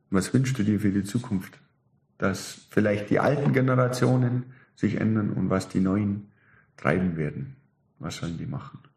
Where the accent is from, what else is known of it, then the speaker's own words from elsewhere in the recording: Germany; Ich und wir Deutsche, das muss ich jetzt ja, noch ganz kurz schnell ja. sagen